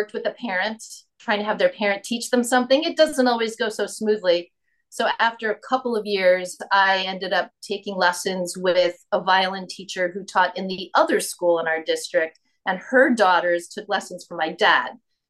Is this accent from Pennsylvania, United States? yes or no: no; Long Island, New York, United States; I am not from Toledo. I grew up on Long Island, New York. Okay. And so a lot of people are surprised when they hear that because I don't sound necessarily like a typical New Yorker.